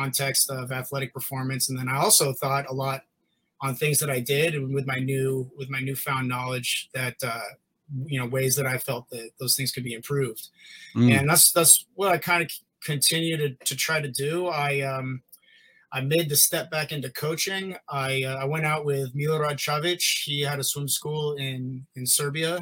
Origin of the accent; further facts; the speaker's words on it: Irvine, California, United States; also born or lived in Berkeley, California; I grew up swimming on Irvine Nova Aquatics under Dave Salo